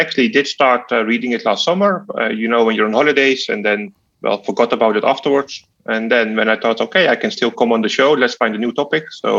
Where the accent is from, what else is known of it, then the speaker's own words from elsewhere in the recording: Netherlands; moved away; I'm from the Netherlands originally